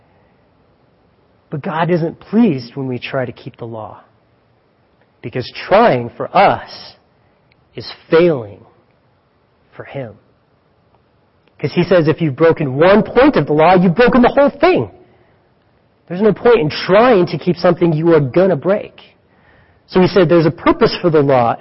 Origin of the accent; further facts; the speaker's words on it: Greeley, Colorado, United States; I'm from Greeley